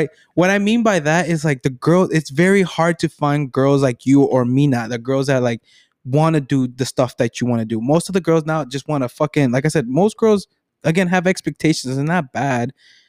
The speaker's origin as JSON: {"language": "English", "town": "Naperville", "region": "Illinois", "country": "United States", "said": "yeah, it's just, I'm from Naperville."}